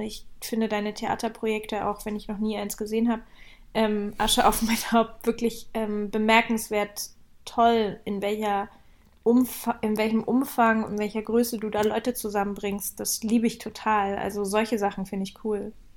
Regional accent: Leipzig, Saxony, Germany; moved away; Also ich komme aus Leipzig und ähm, da feiert man Jugendweihe statt äh, Konfirmation.

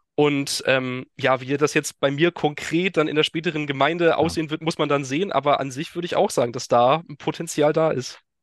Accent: Teterow, Mecklenburg-Vorpommern, Germany; moved away as an adult; also born or lived in Hesse / Rostock / Kiel; now in Westerrönfeld, Germany; bin schon im Alter von sechs Jahren nach Mecklenburg-Vorpommern gezogen und da auch aufgewachsen. Also ähm, bin in Tetero, dem exakten geografischen Mittelpunkt von MacPom, aufgewachsen

